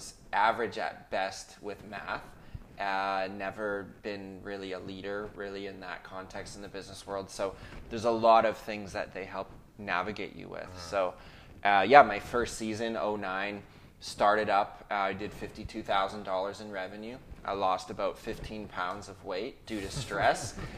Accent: Ontario, Canada; now in British Columbia, Canada; we came from Ontario to British Columbia. My dad planted this church back in 2002.

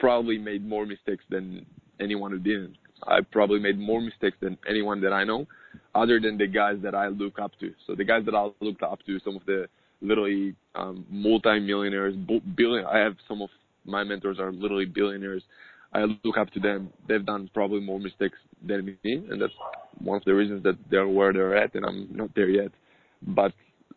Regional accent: Israel; I'm born and raised in Israel

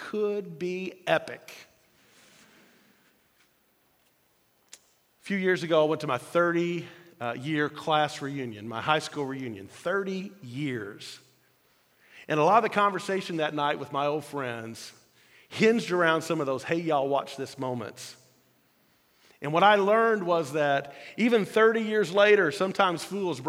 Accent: Louisville, Kentucky, United States; I grew up in Louisville, Kentucky

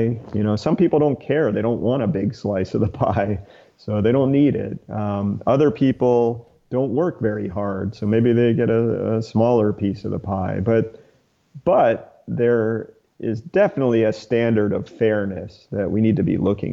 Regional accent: Atlanta, Georgia, United States; I grew up outside Atlanta.

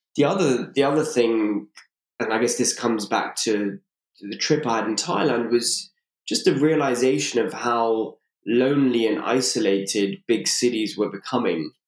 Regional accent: London, United Kingdom; born and raised in London.

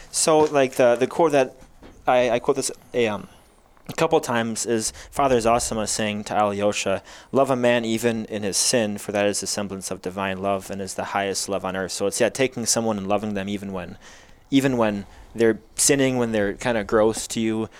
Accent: Chesaning, Michigan, United States; moved away as an adult; also born or lived in Willmar, Minnesota; now in Wisconsin, United States; Then he took a call when I was, I think, around four years old to Chesaning, Michigan. And that's where I grew up

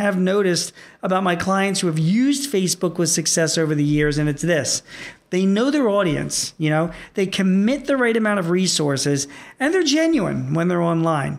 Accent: Philadelphia, Pennsylvania, United States; here in my hometown of Philadelphia

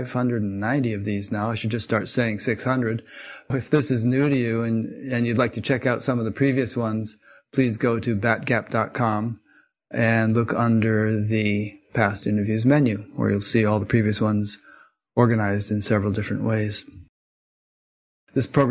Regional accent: Connecticut, United States; I'm from Connecticut

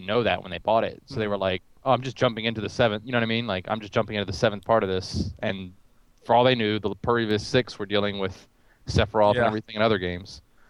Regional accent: United States; I'm American.

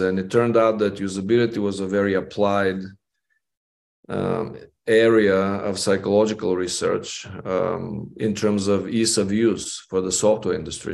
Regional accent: Bulgaria; moved away as an adult; now in Las Vegas, United States; growing up in Bulgaria and then coming to the United States to study psychology

